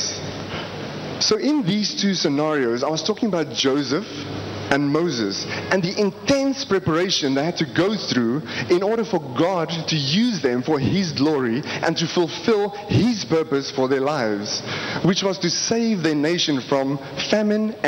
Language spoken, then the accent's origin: English; South Africa; I am from South Africa.